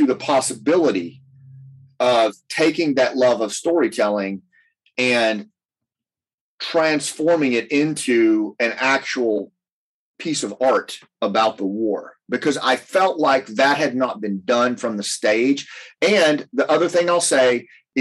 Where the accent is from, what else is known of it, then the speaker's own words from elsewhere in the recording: Appalachia, United States; I come from Appalachia